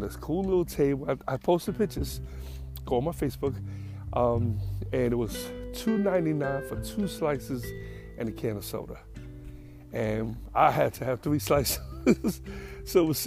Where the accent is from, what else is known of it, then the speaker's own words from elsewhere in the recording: New York, United States; moved away; I'm from New York